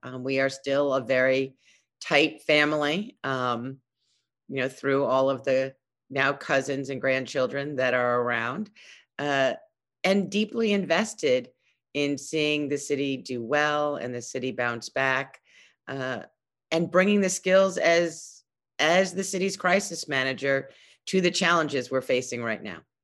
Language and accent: English; New York City, New York, United States; I grew up in Brooklyn. Uh, I've lived here all my life